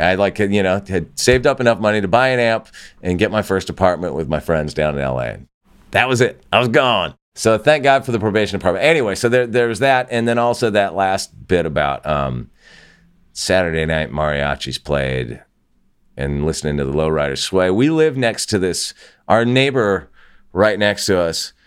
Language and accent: English; Santa Barbara, California, United States; moved away as an adult; also born or lived in Los Angeles; my hometown and where I grew up and when I grew up there, which was, you know, Santa Barbara, California